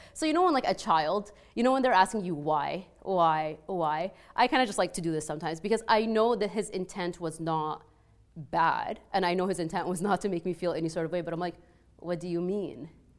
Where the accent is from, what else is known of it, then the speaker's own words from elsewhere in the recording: Egypt; accent: Egyptian; English is a second language; moved away; when I first moved here, people couldn't understand my accent, right? Like if you've ever heard like an Egyptian accent, it's very heavy.